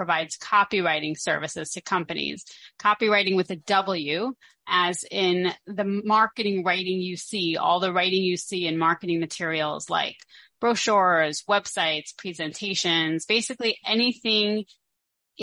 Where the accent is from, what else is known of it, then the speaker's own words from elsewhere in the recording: Brooklyn, New York, United States; moved away as an adult; now in Israel; I grew up in a very boring place called Brooklyn, New York